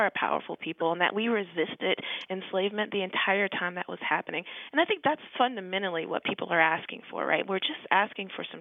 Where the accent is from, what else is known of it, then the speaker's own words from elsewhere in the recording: the South, United States; I was raised in the South